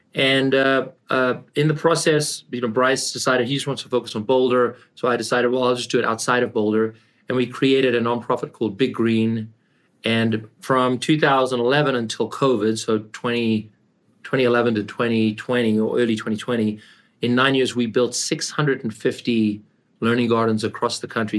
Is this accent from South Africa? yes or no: yes; South Africa; moved away as an adult; also born or lived in Canada / California; I grew up in South Africa, and I came to Canada